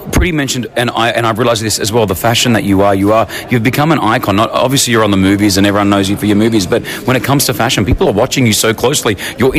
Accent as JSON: {"language": "English", "country": "Australia", "also_born_or_lived": "Lebanon", "moved": "yes", "lives_now": "United Arab Emirates", "said": "I'm an Australian Lebanese man living in the UAE"}